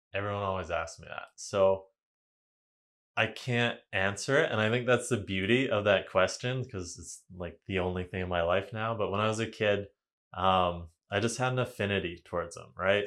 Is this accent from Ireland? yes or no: no; Vanderhoof, British Columbia, Canada; also born or lived in Kamloops, British Columbia; Vanderhoof. It's a small town in northern B C, um, five thousand people up by Prince George. So, went there for pretty much all my, um, elementary, high school years.